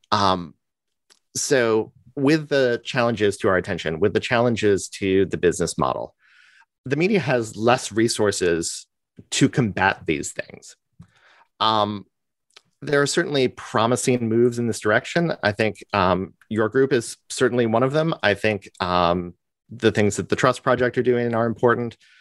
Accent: United States; I'm an American, and you know how we get, we like to talk about ourselves

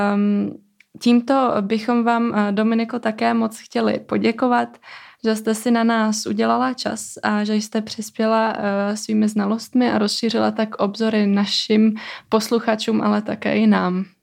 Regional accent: Kosovo; now in Czech Republic; já sama pocházím z Kosova

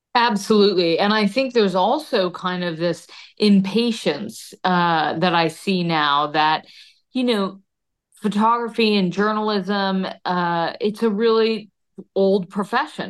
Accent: Connecticut, United States; growing up in Connecticut

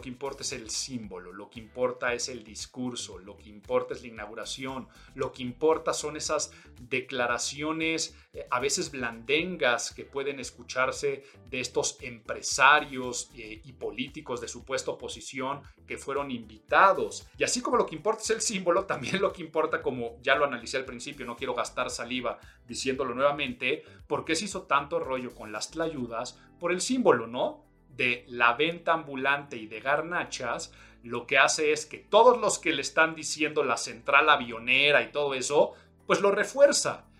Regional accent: Mexico; soy mexicano

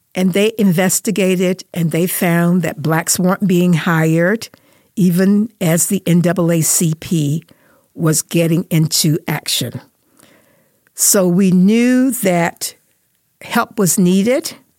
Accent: North Carolina, United States; now in Las Vegas, United States; where I grew up, and I grew up in North Carolina

